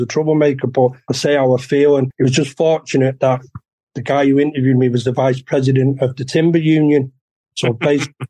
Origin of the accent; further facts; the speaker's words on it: Manchester, North West England, United Kingdom; a painting place in Longsight, where I grew up in Manchester